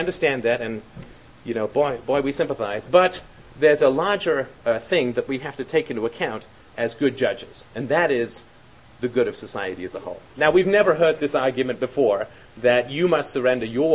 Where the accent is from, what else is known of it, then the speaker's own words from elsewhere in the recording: London, United Kingdom; I grew up in London